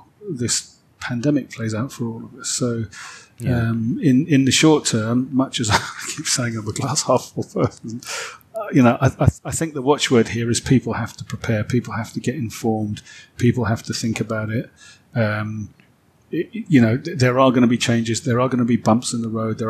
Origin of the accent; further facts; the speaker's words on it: London, United Kingdom; moved away as an adult; now in France; where I grew up in North London